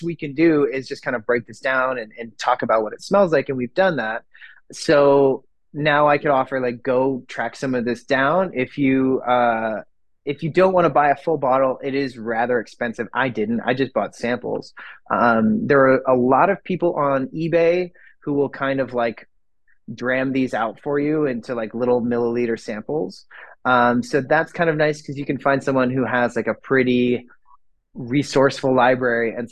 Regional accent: Northern Michigan, United States; now in Oregon, United States; growing up in Northern Michigan, winter was like 4 months out of the year.

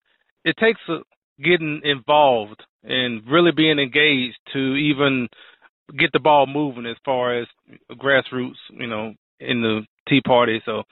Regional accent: Texas, United States; I'm from Texas

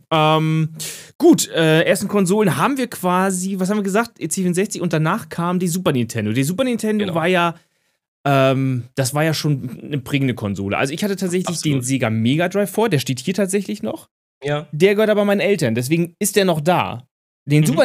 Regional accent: Syria; German is a second language; also für als Syrer, da spiele ich Retro

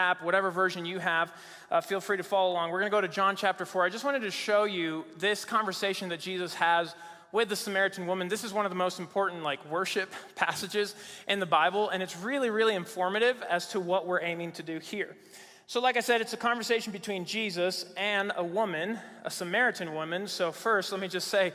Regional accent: Mexico City, Mexico; moved away as an adult; also born or lived in Virginia, United States; now in United States; I grew up in Mexico City, Mexico

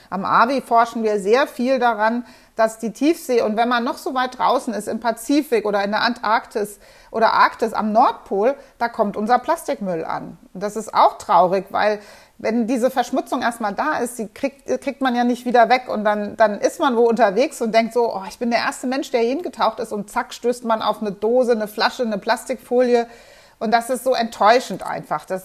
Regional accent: Germany; Und was wir uns als Deutsche gar nicht vorstellen können, ist, dass wir ganz schnell auch in Wassermangelsituationen kommen.

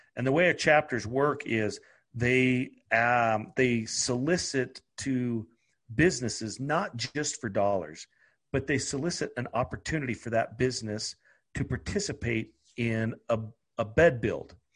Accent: Idaho, United States; I'm from Idaho

